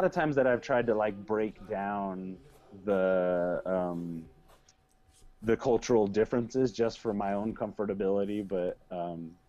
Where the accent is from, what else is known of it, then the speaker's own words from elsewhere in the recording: United States; Um, one thing I am really happy I'm an American.